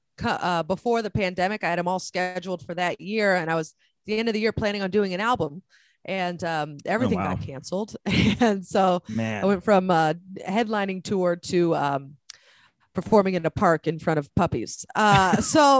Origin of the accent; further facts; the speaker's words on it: San Francisco, California, United States; I grew up in the Bay Area, mm-hmm. San Francisco, California.